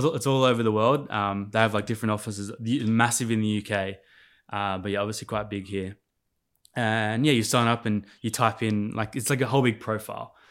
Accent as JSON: {"language": "English", "town": "Sydney", "region": "New South Wales", "country": "Australia", "tie": "born or raised there", "also_born_or_lived": "Adelaide, South Australia / Port Stephens / Indonesia", "said": "once we got into, like, that more mature school age, we were, like, we were settled in Sydney."}